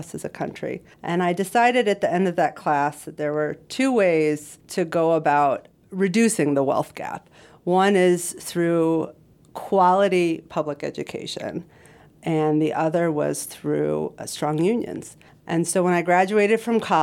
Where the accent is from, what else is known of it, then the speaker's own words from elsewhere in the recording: Los Angeles, California, United States; moved away; also born or lived in Boston; I was raised in Los Angeles